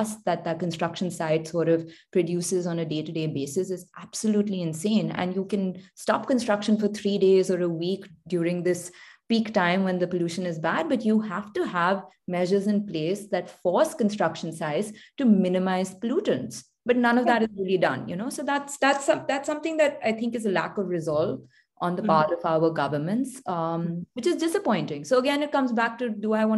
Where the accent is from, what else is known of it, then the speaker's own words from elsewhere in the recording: Delhi, India; growing up in Delhi